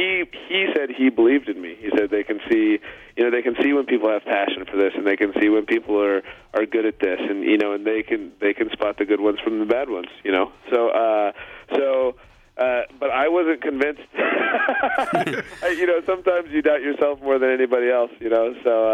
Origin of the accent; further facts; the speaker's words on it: Washington, United States; not just being in Washington State in a small town. Like in my town